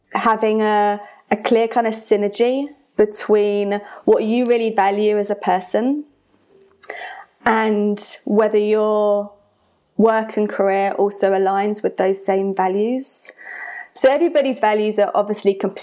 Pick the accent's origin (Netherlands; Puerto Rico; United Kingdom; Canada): United Kingdom; now in Colorado, United States; I have an accent because I'm British, but I now live in Colorado.